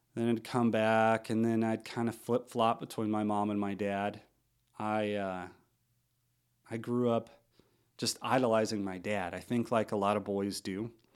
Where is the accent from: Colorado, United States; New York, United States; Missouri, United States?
Missouri, United States; also born or lived in St. Louis, Missouri / Sullivan, Missouri / Stanton, Missouri; now in Oregon, United States; I am from Missouri. Uh, grew up in a couple small towns, Sullivan, Stanton, Missouri, about an hour from St. Louis